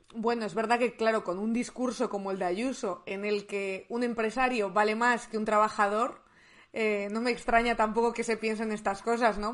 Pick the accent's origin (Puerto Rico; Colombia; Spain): Spain; León, Castile and León; yo soy de León